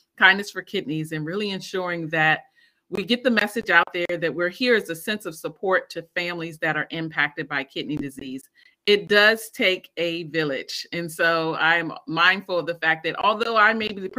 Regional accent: Maryland, United States; also born or lived in Washington, D.C.; I am from Maryland. I was born and raised in Maryland. Born in D.C., but raised in Maryland

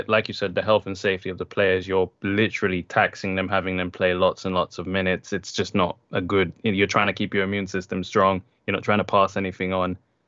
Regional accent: London, United Kingdom; also born or lived in Jamaica; because I grew up in London and Jamaica.

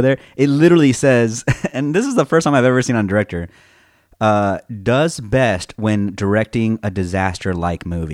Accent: Texas, United States; also born or lived in California; I also came from California, I moved to Texas

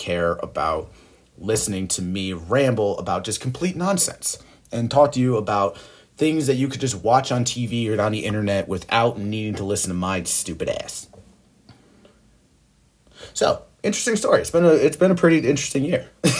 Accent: England, United Kingdom; And they keep beating me over the head with fucking phone books because I'm English, calling me a redheaded English bastard.

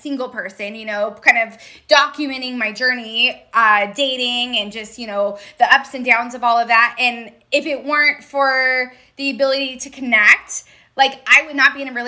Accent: Redding, California, United States; moved away as an adult; also born or lived in San Diego, California; now in Redondo Beach, United States; I grew up in Redding

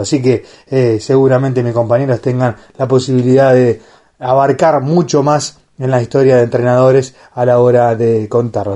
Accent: Argentina; como comunidad argentina

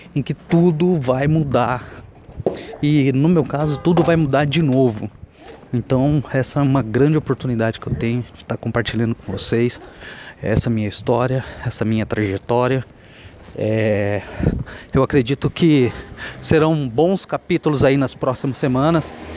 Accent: Cafelândia, São Paulo, Brazil; moved away as an adult; also born or lived in Bauru; now in São Paulo, Brazil; sou de Cafelândia, interior de São Paulo. Estou residindo agora em São Paulo, capital.

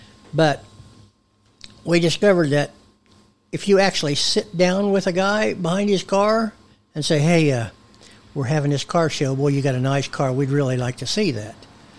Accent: Van Buren, United States; In Van Buren.

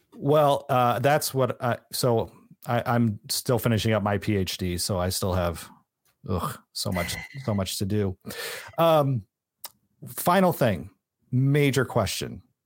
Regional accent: San Francisco, California, United States; I grew up in San Francisco area

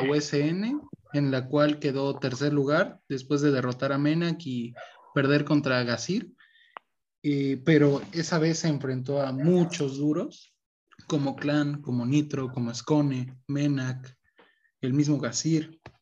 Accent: Mexico; somos mexicanos

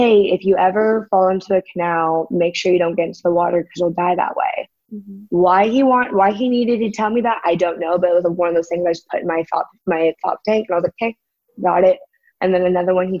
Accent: San Diego, California, United States; moved away as an adult; now in Brawley, United States; I'm from San Diego, but we live in Brawley now

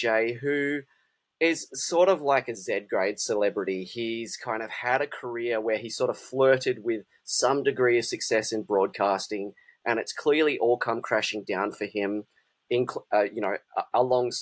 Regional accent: Perth, Western Australia, Australia; I'm from Perth, or Bulu, as refer to it

